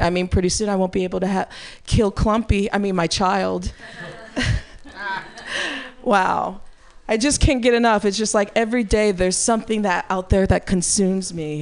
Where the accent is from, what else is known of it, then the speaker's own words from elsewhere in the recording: Midwest, United States; now in California, United States; I'm from the Midwest